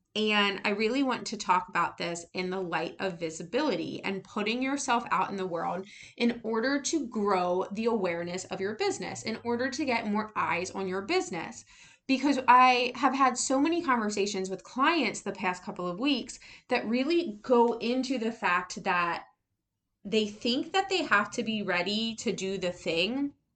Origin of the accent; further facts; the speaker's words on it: United States; an American who was raised in the public school system